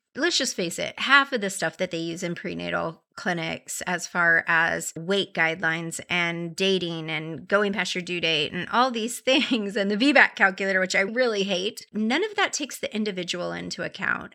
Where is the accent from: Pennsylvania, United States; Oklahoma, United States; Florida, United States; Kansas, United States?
Florida, United States; Clearwater; now in Nashville, United States; I'm from Clearwater